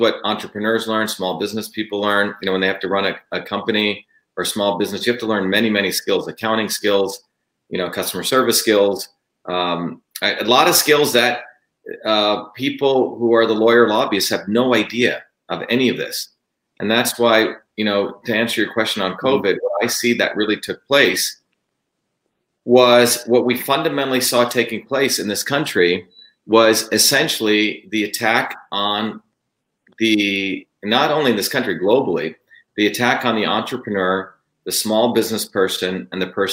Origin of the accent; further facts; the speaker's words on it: New Jersey, United States; moved away; I grew up in Jersey